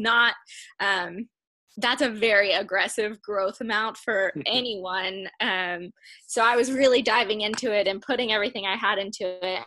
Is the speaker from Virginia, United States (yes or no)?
yes; Chesapeake, Virginia, United States; also born or lived in Richmond, Virginia / North Carolina; I'm actually from Chesapeake, Virginia